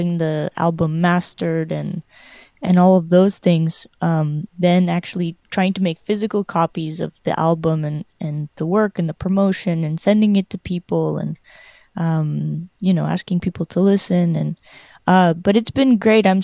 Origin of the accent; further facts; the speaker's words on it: Canada; moved away as an adult; also born or lived in Ukraine / Winnipeg, Canada; now in Spain; I grew up in Canada, but I was born in Ukraine. And I went to the U of M in Winnipeg for my bachelor's of jazz performance